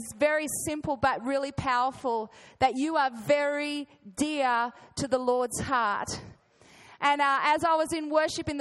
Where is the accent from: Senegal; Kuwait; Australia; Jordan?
Australia; accent: Australian; I'm going to try and speak with a refined Australian accent today